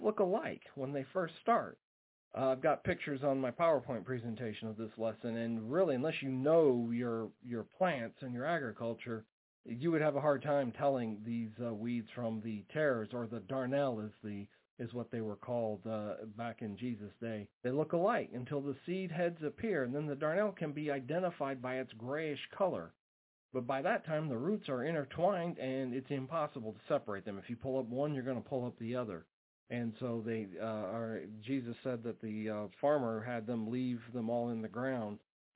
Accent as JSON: {"language": "English", "region": "Alaska", "country": "United States", "tie": "born or raised there", "moved": "yes", "said": "I grew up in Alaska"}